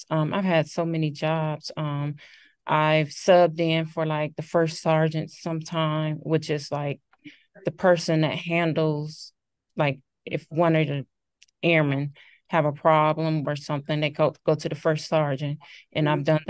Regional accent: Cleveland, Ohio, United States; moved away as an adult; now in St. Louis, United States; I'm originally from Cleveland, Ohio, but I live in the St. Louis, Missouri area.

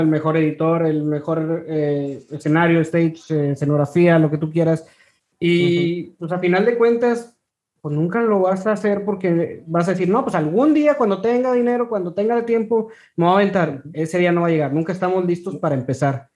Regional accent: Ciudad Victoria, Tamaulipas, Mexico; yo soy de Ciudad Victoria

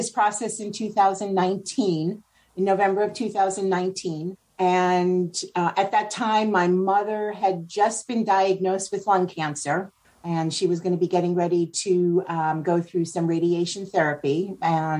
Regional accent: Spring Valley, New York, United States; now in Oregon City, United States; I grew up in New York, actually about 30 miles outside of what I call the city of Manhattan. A little bit upstate. It's on the Jersey border, on the other side of the Hudson River, in a little town called Spring Valley, New York

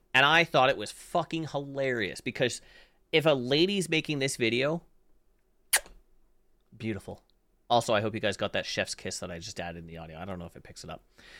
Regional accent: Canada; I'm Canadian.

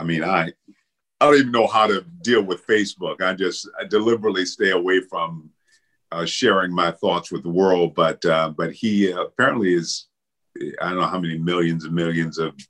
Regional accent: Benton Harbor, Michigan, United States; moved away; my hometown, Benton Harbor, Michigan

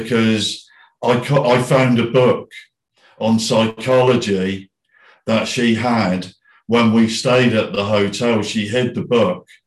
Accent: Bournemouth, South West England, United Kingdom; also born or lived in Philippines; my hometown in Bournemouth

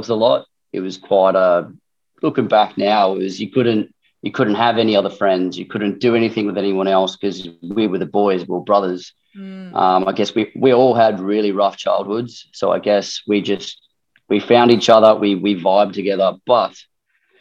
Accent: Darwin, Northern Territory, Australia; I guess I'm from Darwin

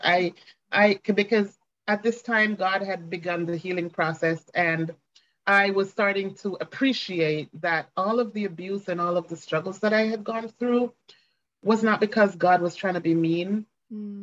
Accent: Ocho Rios, Saint Ann, Jamaica; I was born and raised in Jamaica, um, raised in Ocho Rios, Jamaica, in fact

